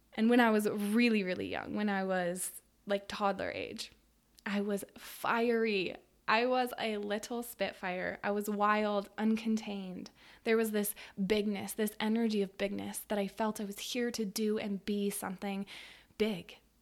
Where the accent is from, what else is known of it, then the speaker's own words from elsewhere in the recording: Western Colorado, United States; I grew up in Western Colorado, in a small city